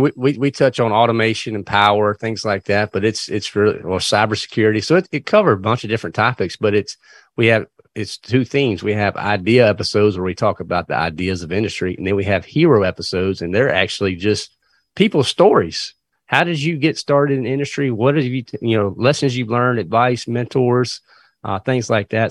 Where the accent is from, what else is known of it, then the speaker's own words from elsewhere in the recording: Virginia, United States; moved away as an adult; now in North Carolina, United States; I actually was born and raised in Virginia, but We were about two miles from the North Carolina line